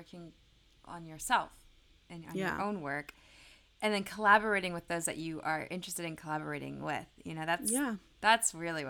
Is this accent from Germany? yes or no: yes; Germany; born there; I was born in Germany to two Americans, and the English you learn in school there is the UK English and not American English.